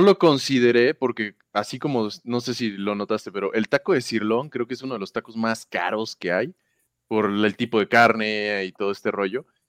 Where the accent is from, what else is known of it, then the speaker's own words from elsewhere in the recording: Villahermosa, Tabasco, Mexico; also born or lived in Mexico City; now in Puebla, Mexico; en el sur, en mi pueblo, en Villahermosa